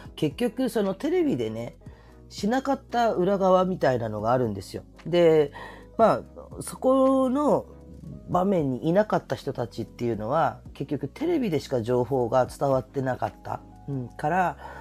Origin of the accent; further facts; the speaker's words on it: Kyushu, Japan; moved away; 私九州の出身で